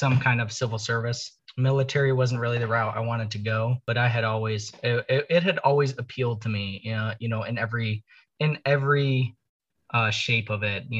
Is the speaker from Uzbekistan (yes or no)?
no; Canada; now in Washington, D.C. area, United States; I grew up in the Great White North, where there's snow abound.